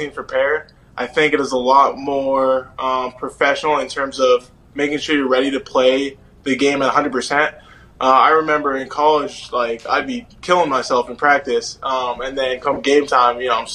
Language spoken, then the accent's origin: English; Canada